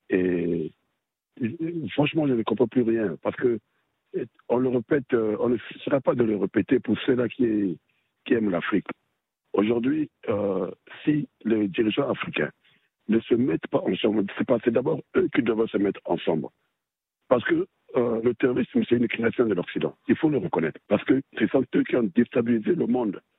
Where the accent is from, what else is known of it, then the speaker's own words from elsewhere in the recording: Libya; et ils ont commencé chez nous en Libye.